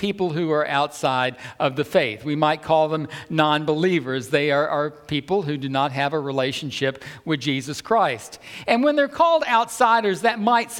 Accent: the South, United States; I'm from the South

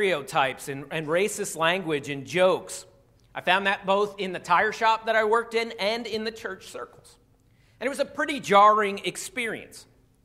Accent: Philadelphia, Pennsylvania, United States; moved away as an adult; also born or lived in Arkansas; I grew up 30 minutes outside of Philadelphia. I spent 22 years there

